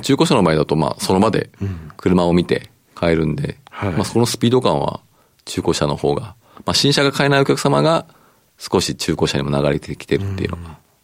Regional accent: Aichi, Japan; 愛知県生まれで、愛知県で育ったんで

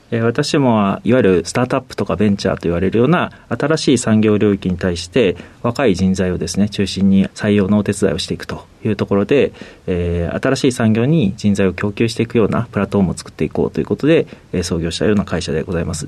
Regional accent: Utsunomiya, Tochigi, Japan; moved away; 栃木県の宇都宮市ということなんですけど、当時は河内郡河内町というところで

